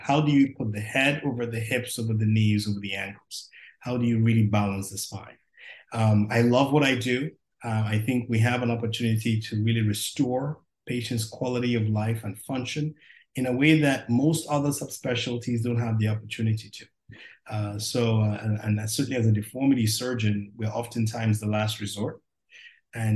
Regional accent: Nigeria; also born or lived in West Indies / Durham, North Carolina / Nashville, Tennessee / Chicago, Illinois; now in Cincinnati, United States; Originally from Nigeria, and spent some time in the West Indies and came to Duke University many years ago as an athlete

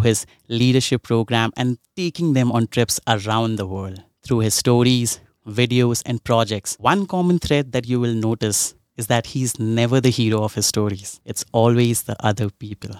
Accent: India; I'm from India and I've seen a lot of, like, I, I grew up in a slum in India

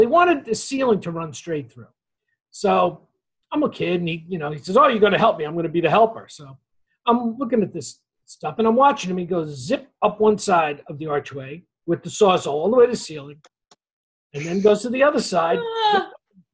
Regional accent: Closter, New Jersey, United States; I grew up in Closter, New Jersey, which is a small town in Bergen County, right off near New York City

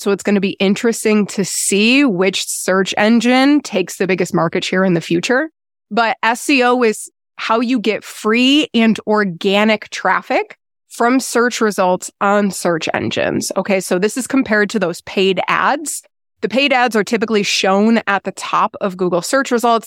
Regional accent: Buffalo, New York, United States; moved away as an adult; also born or lived in North Carolina; now in Lake Toxaway, United States; born and raised in Buffalo, New York

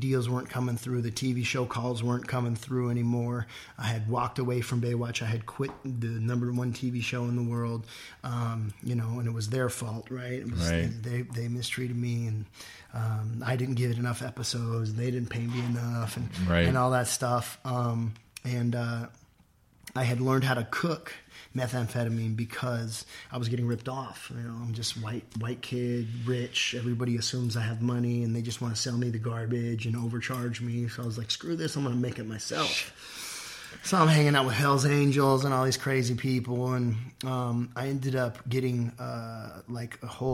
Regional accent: Orange County, California, United States; I grew up in Orange County.

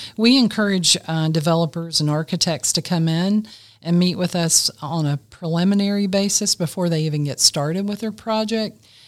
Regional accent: Greenville, South Carolina, United States; I grew up in Greenville, South Carolina, I've lived in this area all my life

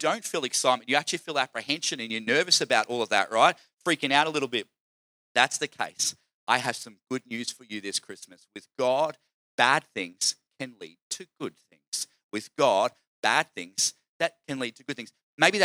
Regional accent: Queensland, Australia; I'm from Queensland

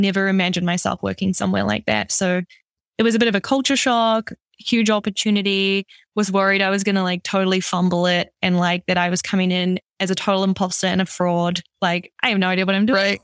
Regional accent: New Zealand; also born or lived in Amsterdam; now in Toronto, Canada; originally I'm from New Zealand, so that's where this kind of weird accent is from

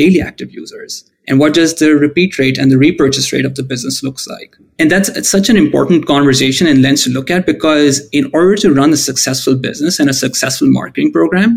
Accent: Pakistan; moved away as an adult; also born or lived in United States; now in Canada; I moved back to Pakistan, which is my home country

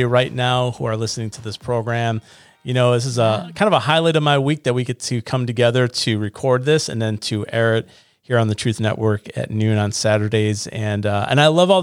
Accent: the North, United States; now in Raleigh, United States; I'm from the North, and so I've been here long enough now

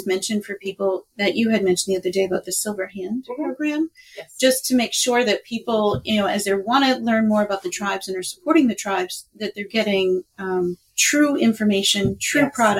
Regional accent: New England, United States; I mean, we're from New England.

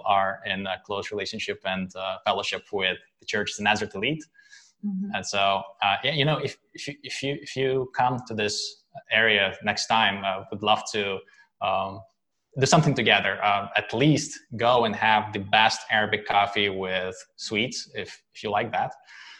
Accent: Lithuania; born there; English is a second language; I was born in Lithuania, but back at the time it was USSR

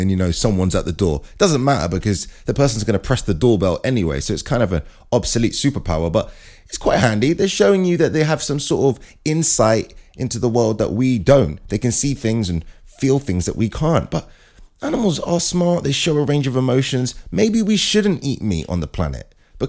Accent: Brooklyn, New York, United States; now in London, United Kingdom; Hey, I'm from Brooklyn

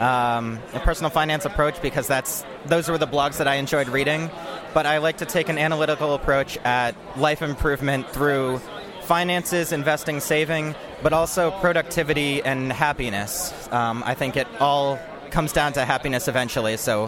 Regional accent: Boston, Massachusetts, United States; moved away as an adult; now in Washington, D.C., United States; So I'm originally from the Boston area, but I've been in Washington, D.C. for the last 12 years now.

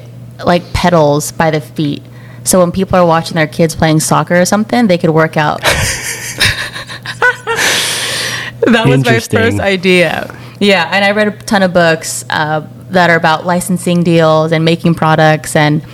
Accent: Philippines; I'm 31. I just got married. I'm like a month and a half married. Whoa. To my wife, Tara. I'm Filipino. I'm the youngest sibling of three.

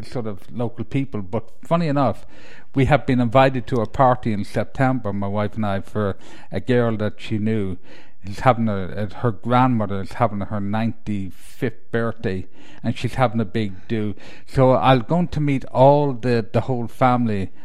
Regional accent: Ireland; moved away; being an Irishman

